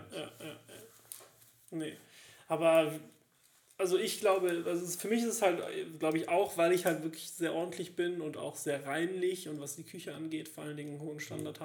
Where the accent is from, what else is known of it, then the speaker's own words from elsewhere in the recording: Cologne, North Rhine-Westphalia, Germany; Als Kölner